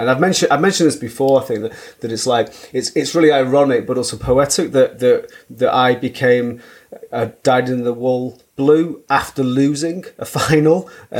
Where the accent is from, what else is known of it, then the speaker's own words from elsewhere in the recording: Manchester, North West England, United Kingdom; I grew up in Manchester. I grew up in Burnage.